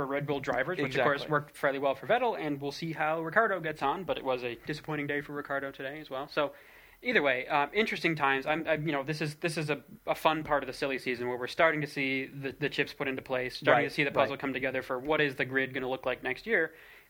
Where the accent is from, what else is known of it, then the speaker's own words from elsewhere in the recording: England, United Kingdom; as an English person, or sorry, a British person, I should say, because some folks are Scottish as well.